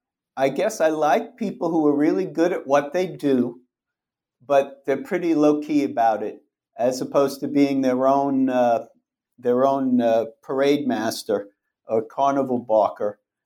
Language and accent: English; Brooklyn, New York, United States; I was fortunate enough in 1969 to be growing up in Brooklyn, and the Mets won their first championship that year.